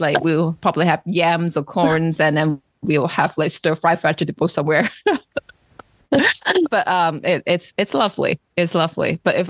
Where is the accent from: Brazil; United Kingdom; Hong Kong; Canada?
Hong Kong; now in Massachusetts, United States; I was born and raised in Hong Kong. We don't do Thanksgiving there.